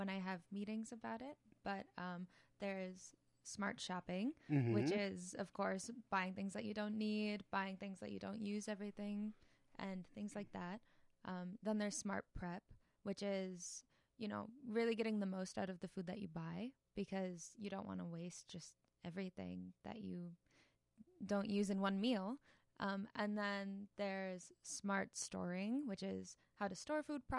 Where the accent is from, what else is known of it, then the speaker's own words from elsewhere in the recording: Faribault, Minnesota, United States; I'm actually from Faribault